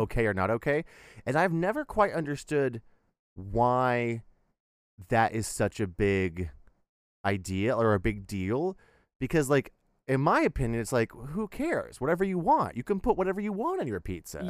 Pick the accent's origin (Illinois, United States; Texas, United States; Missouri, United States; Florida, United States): Texas, United States; as a Texan